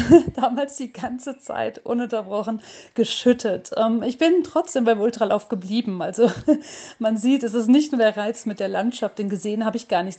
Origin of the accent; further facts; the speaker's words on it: Hagen, North Rhine-Westphalia, Germany; in meiner Heimatstadt in Hagen